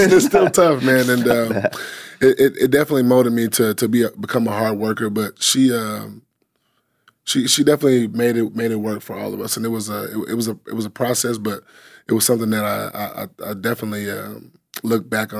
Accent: Houston, Texas, United States; Third Ward, Houston, Texas.

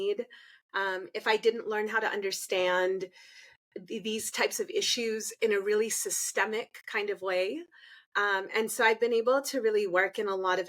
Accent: California, United States; I was born here in the United States. My father was in the US military.

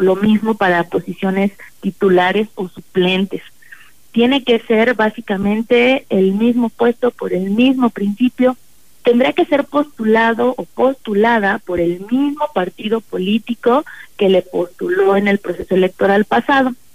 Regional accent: Ciudad Valles, San Luis Potosí, Mexico; moved away; la gente de, de mi tierra que tanto quiero

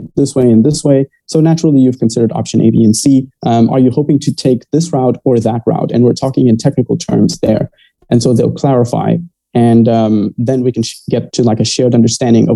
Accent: Maputo, Mozambique; also born or lived in Cape Town, South Africa; I'm from Maputo, Mozambique. And I was born and raised here.

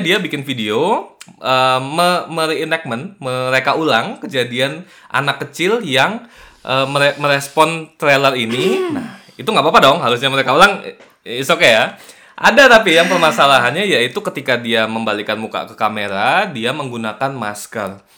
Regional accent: Kalimantan, Indonesia

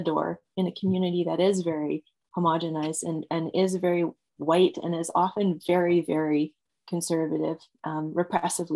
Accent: Edmonton, Alberta, Canada; also born or lived in England / Red Deer, Alberta; having spent a lot of my years growing up in Edmonton

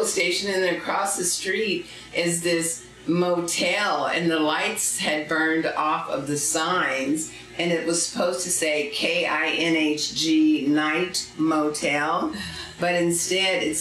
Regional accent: Los Angeles, California, United States; moved away as an adult; also born or lived in Seattle; now in Ashland, United States; I am originally from Los Angeles, California, born and raised

